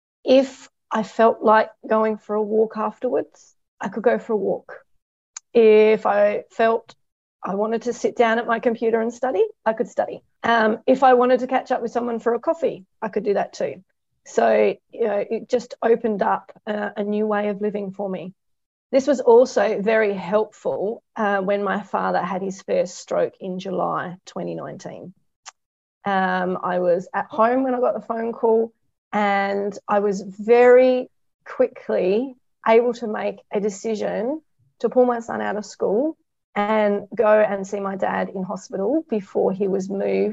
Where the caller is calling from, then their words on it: Bordertown, South Australia, Australia; I'm joining from a small country town called Bordertown in South Australia. And as the name suggests, we are close to the South Australian and Victorian border.